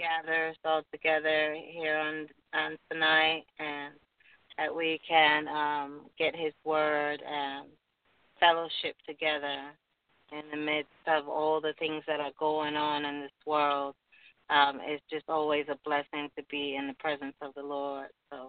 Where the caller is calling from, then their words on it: Los Angeles, California, United States; I'm on from Los Angeles, and I'm visiting for the first time.